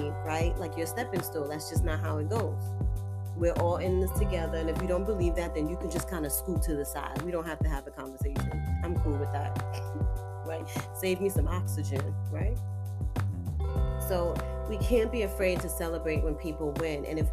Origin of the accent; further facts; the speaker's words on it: New York City, New York, United States; I was born and raised in Harlem